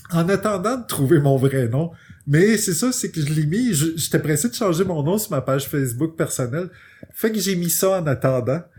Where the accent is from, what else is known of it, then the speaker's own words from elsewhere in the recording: United States; French is a second language; fait que j'ai fait hey, je suis américaine, je vais faire de la BD pour je vais je faire traduire mes choses puis je vais les pitcher.